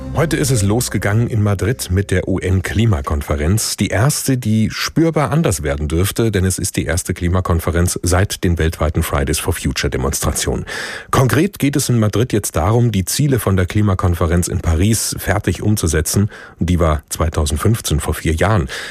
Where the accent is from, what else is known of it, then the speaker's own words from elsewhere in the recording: Germany; bei uns in Deutschland